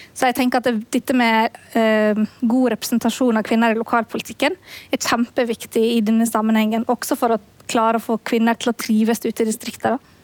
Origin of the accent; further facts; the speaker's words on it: Møre og Romsdal, Norway; også i Møre og Romsdal, der jeg kommer fra